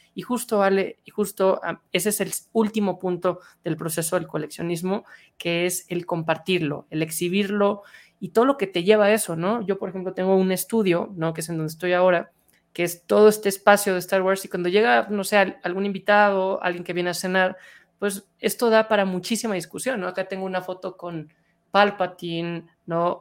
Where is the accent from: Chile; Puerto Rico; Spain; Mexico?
Mexico; yo hablando como mexicano